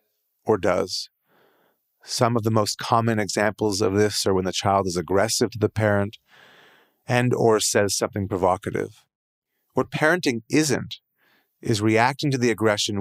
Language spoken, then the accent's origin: English; Canada; as a Canadian